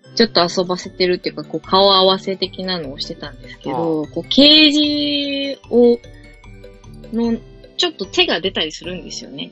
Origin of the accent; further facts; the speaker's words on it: Chiba, Japan; 私の地元の歯医者さん